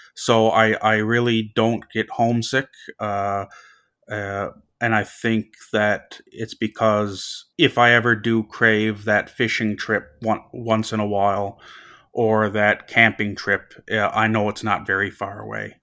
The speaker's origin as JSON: {"language": "English", "town": "North West River", "region": "Newfoundland and Labrador", "country": "Canada", "tie": "born or raised there", "moved": "yes", "lives_now": "Dartmouth, Canada", "said": "I'm from a very small town called Northwest River in Labrador, a population of five hundred and fifty people."}